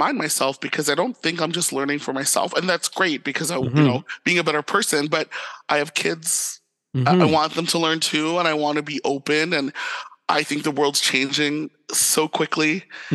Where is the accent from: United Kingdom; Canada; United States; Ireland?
Canada; St. Catharines, Ontario; born or raised there; moved away as an adult; now in Ottawa, Canada